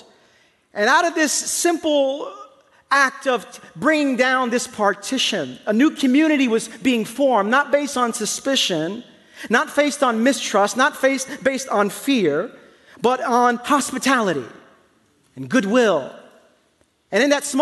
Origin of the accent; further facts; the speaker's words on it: New York City, New York, United States; I grew up in the East New York section of Brooklyn